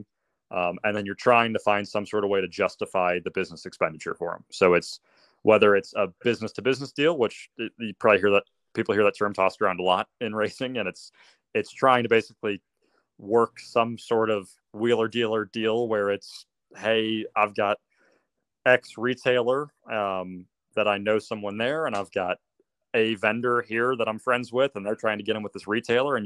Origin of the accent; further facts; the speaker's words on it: Birmingham, Alabama, United States; growing up in Birmingham, Alabama, there's not a go-kart track anywhere near here.